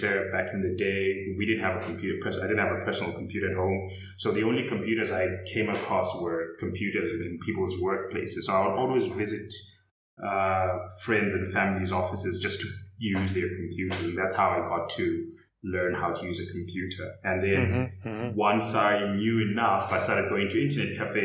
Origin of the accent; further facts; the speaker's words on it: Zimbabwe; I was raised in Zimbabwe